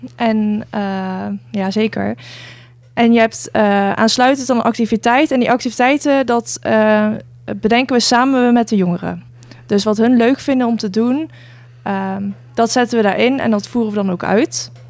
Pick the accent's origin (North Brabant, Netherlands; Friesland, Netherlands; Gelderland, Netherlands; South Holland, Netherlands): Gelderland, Netherlands; Nijmegen; moved away as an adult; now in Gouda, Netherlands; kom zelf uit Nijmegen